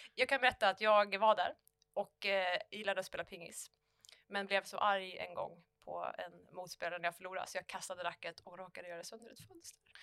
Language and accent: Swedish; Falköping, Västra Götaland, Sweden; vi hade i Falköping, där jag kommer ifrån, så hade vi Ollebergsgymnasiet